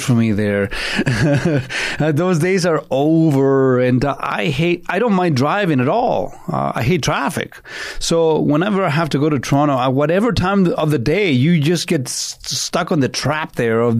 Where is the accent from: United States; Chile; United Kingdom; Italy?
Chile; Santiago, Santiago Metropolitan Region; now in Canada; having been born and raised in Santiago, Chile, and growing up with the Pinochet dictatorship